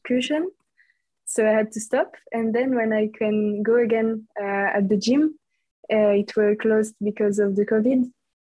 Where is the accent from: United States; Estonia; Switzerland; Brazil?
Switzerland; French-speaking Switzerland, Romandy; English is a second language; I'm from Switzerland, from the French parts